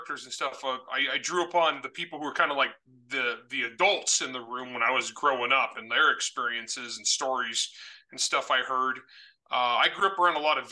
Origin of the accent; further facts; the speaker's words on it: San Joaquin Valley, California, United States; moved away; I was north of you guys. I was San Joaquin Valley.